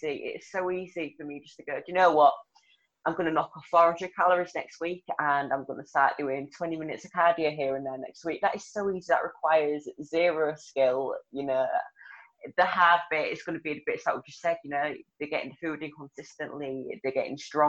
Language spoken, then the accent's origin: English; Hull, Yorkshire and the Humber, United Kingdom; accent: broad; also born or lived in Leeds area, West Yorkshire; now in Leeds, United Kingdom; So I'm from Hull in Yorkshire. I live in West Yorkshire now, so I'm like Leeds area